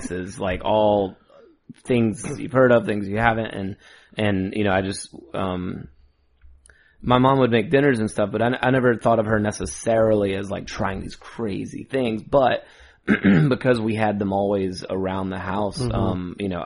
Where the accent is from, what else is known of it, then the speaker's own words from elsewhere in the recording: Douglasville, Georgia, United States; I live in Douglasville, still currently, and born and raised in Douglasville proper